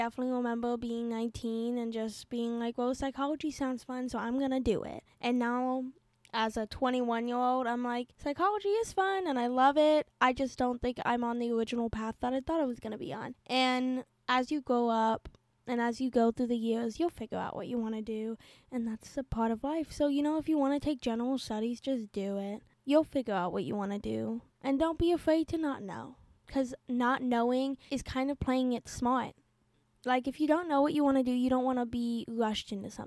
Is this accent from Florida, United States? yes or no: yes; Florida, United States; I was born and raised in Florida.